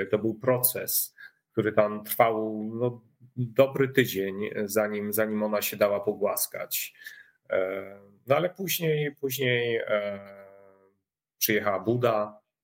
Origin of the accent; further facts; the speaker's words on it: village near Rabka-Zdrój, Sucha Beskidzka county, Lesser Poland, Poland; also born or lived in Warsaw; now in village between the Bug and Narew, Poland; urodziłem się na wsi e, pod e, Rabką Zdrój, e, powiat Sucha Beskidzka. To jest taki styk Podhala, a Beskidu Żywieckiego.